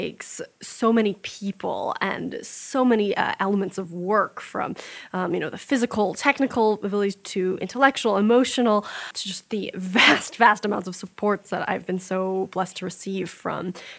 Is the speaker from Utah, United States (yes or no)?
yes; Salt Lake City, Utah, United States; born there; I was born in Salt Lake City.